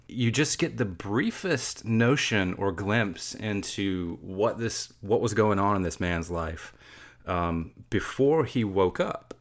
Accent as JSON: {"language": "English", "region": "Georgia", "country": "United States", "said": "I'm from Georgia"}